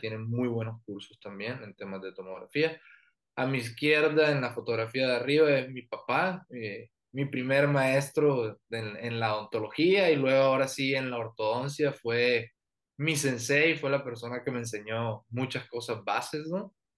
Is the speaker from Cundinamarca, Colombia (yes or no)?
no; Barranquilla, Atlántico, Colombia; moved away as an adult; now in Mexicali, Mexico; Soy de Colombia, soy del norte, que es de eh, Barranquilla